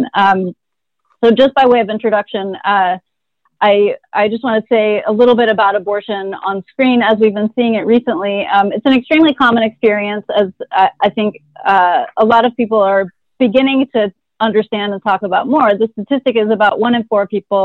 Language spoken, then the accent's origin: English; Texas, United States; I'm from Texas